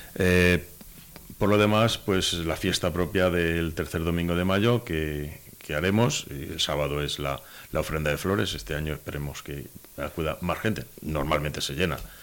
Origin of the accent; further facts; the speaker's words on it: Corral de Almaguer, Castilla-La Mancha, Spain; en Corral de Almaguer el que no somos hermanos, somos hijos de la Virgen de la Muela